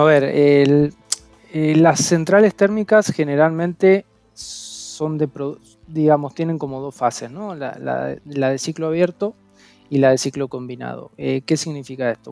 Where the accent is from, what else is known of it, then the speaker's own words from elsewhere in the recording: Mendoza, Argentina; moved away as an adult; now in Spain; soy argentino, soy de, la provincia de Mendoza eh, y bueno, hace ya un año que estoy acá en, España